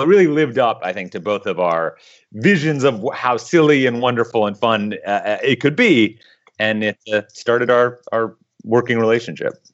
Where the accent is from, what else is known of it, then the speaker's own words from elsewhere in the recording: Midwest, United States; moved away; also born or lived in Eastern Europe; I grew up in the Midwest